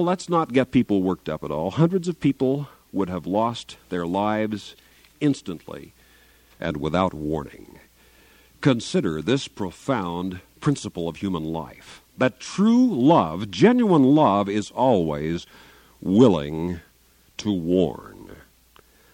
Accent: Garden City, Kansas, United States; moved away; I'm from southwest Kansas, Garden City, near Dodge City, Kansas, born and reared there

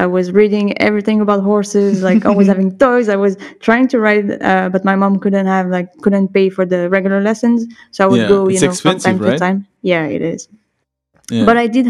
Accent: Bordeaux, Nouvelle-Aquitaine, France; also born or lived in Dax / Montpellier / Nice; I was born in Dax, which is like not too far from Biarritz. So on the southwest coast.

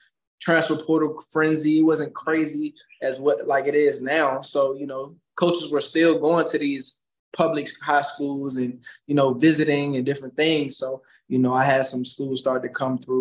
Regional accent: Virginia, United States; now in Louisville, United States; I'm from Virginia

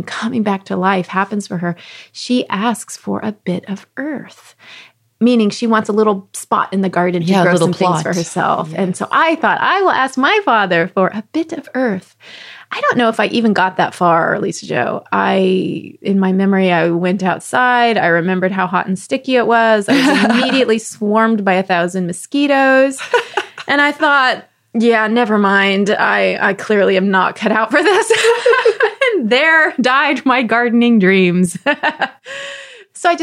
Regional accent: Texas, United States; where I grew up in Texas

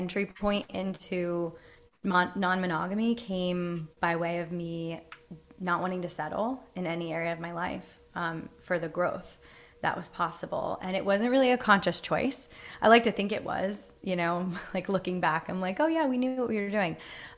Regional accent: East Coast, United States; I grew up you know, I'm from the East Coast.

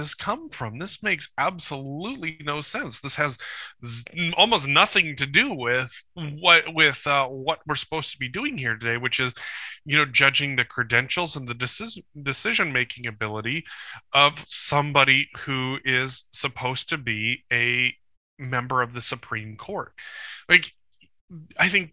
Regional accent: Bozeman, Montana, United States; my hometown airport in Bozeman, Montana

